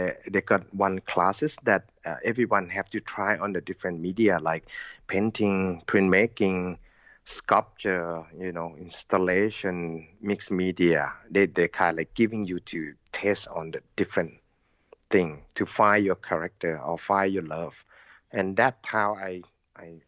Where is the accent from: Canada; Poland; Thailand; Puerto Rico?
Thailand; Lampang; English is a second language; moved away as an adult; also born or lived in Sydney, Australia; now in Chiang Mai, Thailand; I born in Lampang, which is my hometown over there, about 100 kilometers from Chiang Mai. And never left Lampang until I have to get to study art